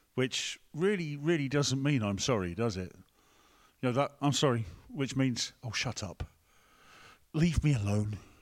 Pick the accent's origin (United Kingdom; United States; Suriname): United Kingdom; England; We're English here